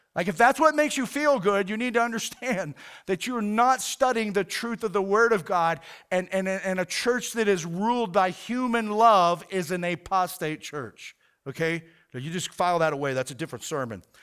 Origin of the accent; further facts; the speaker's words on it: United States; American pastors